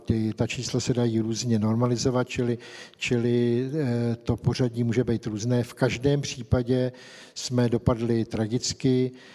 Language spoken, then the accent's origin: Czech; Czechia; u nás v Čechách